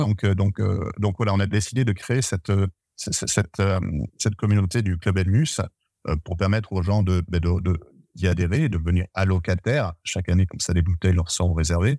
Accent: Bergerac area, Dordogne, Nouvelle-Aquitaine, France; je suis originaire de la région de Bergerac en Dordogne

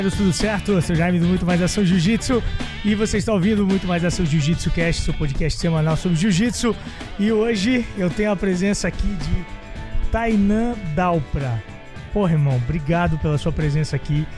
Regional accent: Blumenau, Santa Catarina, Brazil; Eu sou de Blumenau

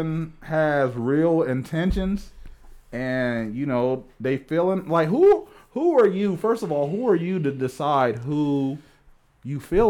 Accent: Springfield, Ohio, United States; Springfield, Ohio.

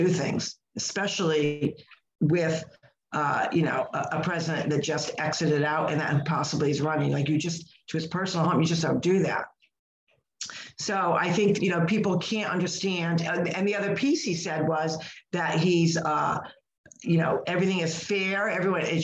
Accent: United States; as an American

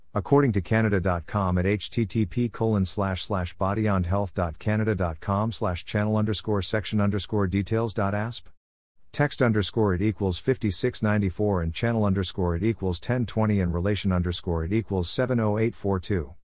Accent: New York, United States; Growing up in New York

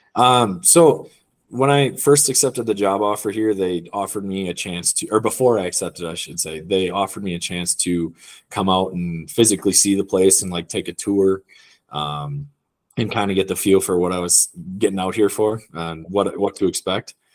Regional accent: Wisconsin, United States; moved away as an adult; also born or lived in Michigan; now in Utah, United States; I'm from Wisconsin originally

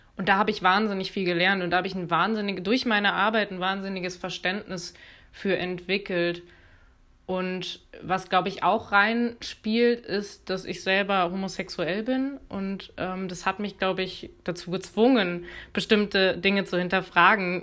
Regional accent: Cologne area, North Rhine-Westphalia, Germany; Ich bin im Kölner Umkreis zur Schule gegangen.

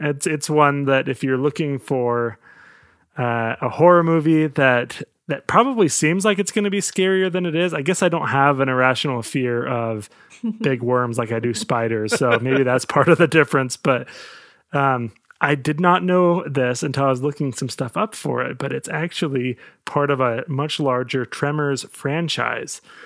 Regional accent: United States; I'm American

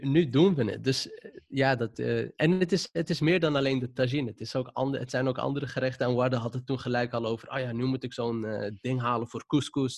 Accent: Amsterdam, North Holland, Netherlands; accent: Moroccan accent; ik kom zelf uit de Wildemanbuurt. Dat is eh, wat ik altijd noem een zwarte bubbel. Dus iedereen daar die leek op mij

